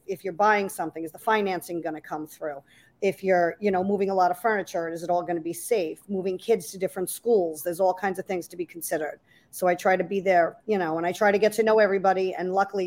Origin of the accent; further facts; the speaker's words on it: Breezy Point, New York, United States; also born or lived in Rockaway, New York; I was born and raised in Breezy Point, but I live in Rockaway now.